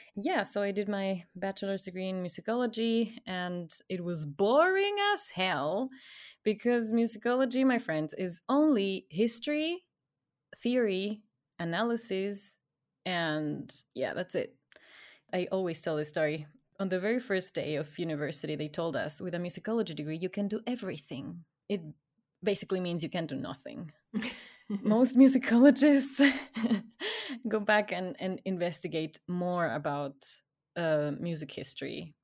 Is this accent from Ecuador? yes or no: yes; Ecuador; English is a second language; I grew up in Ecuador